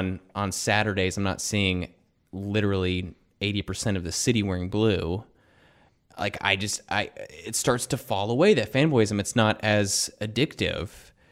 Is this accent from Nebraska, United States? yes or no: no; Kentucky, United States; moved away; I grew up in Kentucky where basketball is religion